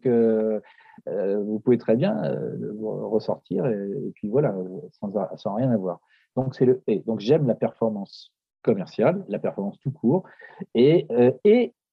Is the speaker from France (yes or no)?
yes; Paris, Île-de-France, France; je suis de Paris